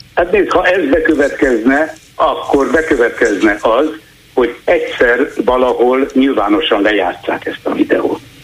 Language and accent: Hungarian; Hungary; now in Sweden; magyarként itt élek